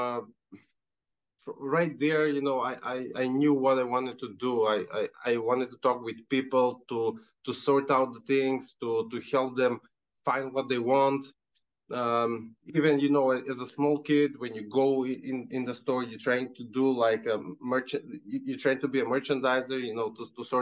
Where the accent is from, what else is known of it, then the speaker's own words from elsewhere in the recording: North Macedonia; moved away as an adult; also born or lived in Canada; Right now, I'm back home. I'm in Macedonia.